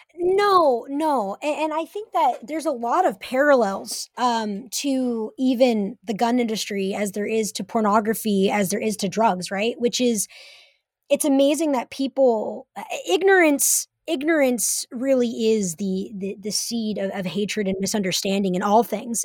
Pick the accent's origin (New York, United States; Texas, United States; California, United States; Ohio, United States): California, United States; Humboldt County; moved away as an adult; now in Seattle, United States; Growing up in Humboldt County